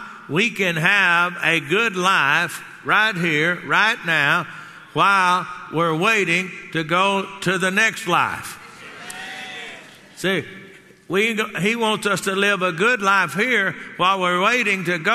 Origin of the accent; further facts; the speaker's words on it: Texas, United States; growing up in Texas